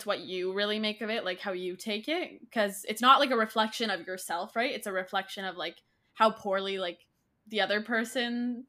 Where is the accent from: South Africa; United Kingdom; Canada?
Canada; I'm actually from Canada.